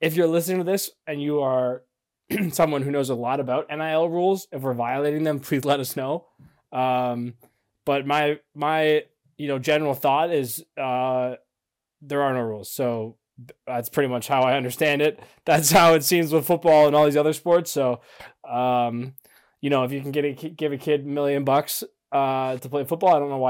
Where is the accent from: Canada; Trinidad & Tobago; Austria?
Canada; we're Canadian